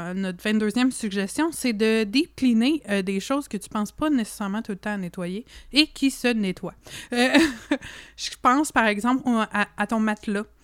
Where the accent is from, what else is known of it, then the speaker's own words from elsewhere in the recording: Canada; accent: franco-canadien; also born or lived in Montreal; je suis très fière de mon accent franco-canadien